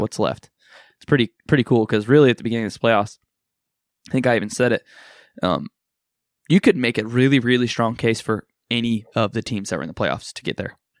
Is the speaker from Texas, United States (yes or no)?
no; Kansas, United States; I'm a person from Kansas.